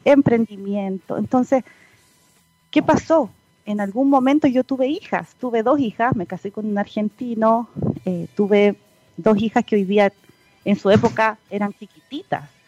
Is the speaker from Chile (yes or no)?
yes; Punta Arenas, Magallanes and Chilean Antarctica, Chile; moved away as an adult; also born or lived in Concepción; es magallánica, de tomo y lomo, nacida y criada, como se dice, por allá en la, población 18 de septiembre de Punta Arenas. Eh, hasta los 18 años